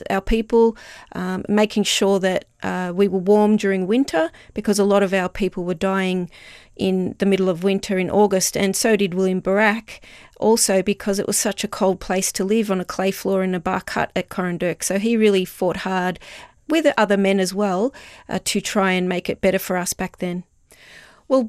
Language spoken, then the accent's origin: English; Wurundjeri Willam, Victoria, Australia; I'm part of the Wurundjeri Willam